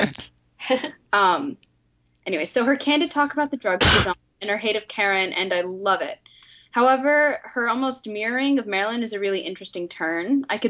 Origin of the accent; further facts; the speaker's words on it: England, United Kingdom; I'm English, so I don't entirely understand the whole politics of the situation.